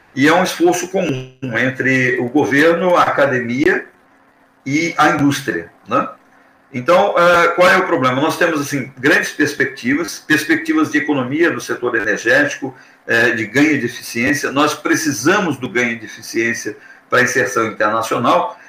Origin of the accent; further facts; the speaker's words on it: Brazil; nós, como brasileiros